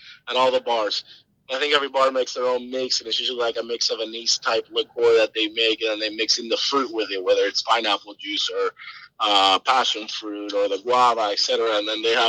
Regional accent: Puerto Rico; from my hometown, Puerto Rico

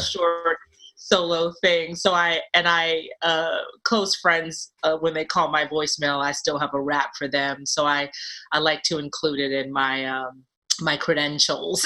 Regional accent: New York City, New York, United States; I grew up in Brooklyn in Bed-Stuy, uh, back when it was called Do or Die Bed-Stuy.

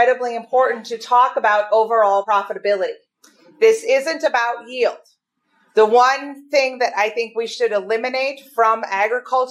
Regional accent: Minnesota, United States; moved away as an adult; also born or lived in North Dakota; I was raised in Minnesota

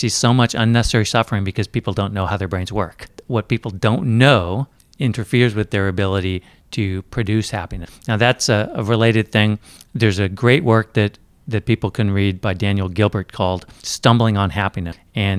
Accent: Japan; So I grew up in Japan.

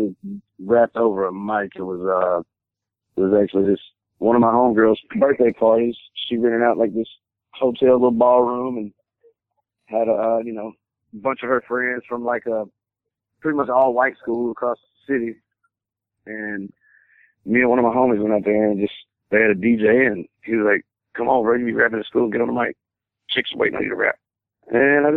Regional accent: Memphis, Tennessee, United States; growing up in Memphis, I grew up in the back of a predominantly black neighborhood

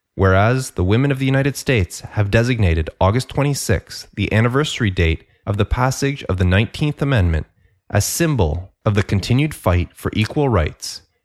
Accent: Canada; I'm Canadian

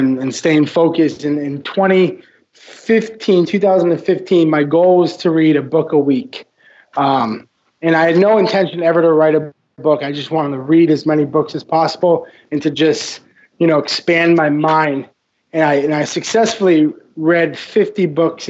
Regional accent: Massachusetts, United States; moved away as an adult; also born or lived in Vermont; now in Miami, United States; My story begins in Massachusetts, where I went to high school and lived in small town New England

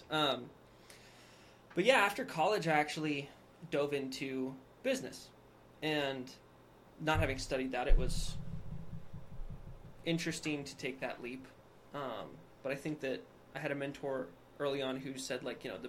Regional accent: Saratoga, Wyoming, United States; also born or lived in Laramie, Wyoming; now in Cheyenne, United States; I grew up in Saratoga

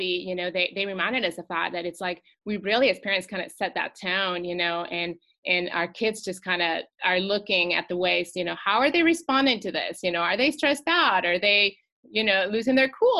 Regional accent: Mexico City, Mexico; also born or lived in California; now in Charlotte, United States; I'm originally from Mexico City. Grew up in Mexico, lived about half my life there.

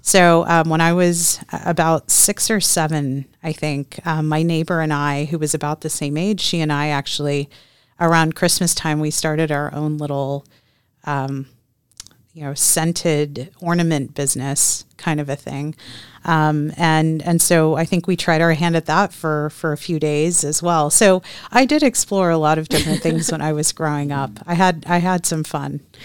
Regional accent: Texas, United States; I grew up, I was born and raised in Texas

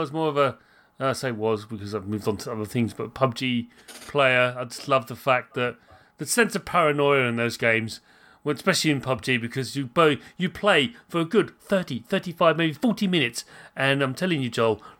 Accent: United Kingdom; I'm British.

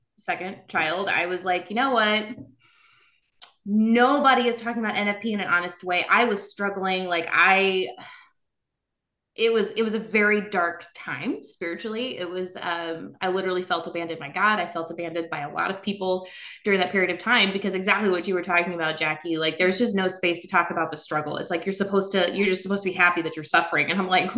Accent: South Louisiana, United States; now in Northern Virginia, United States; I'm originally from South Louisiana

